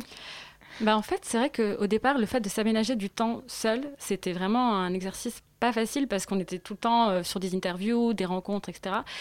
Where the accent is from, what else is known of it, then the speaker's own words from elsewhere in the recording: Morocco; en tant que Marocaine, euh, ou même on est Marocaine